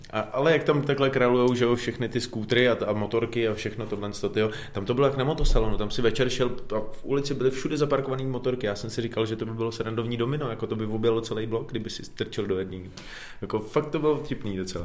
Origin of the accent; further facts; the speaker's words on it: Czechia; u nás v Čechách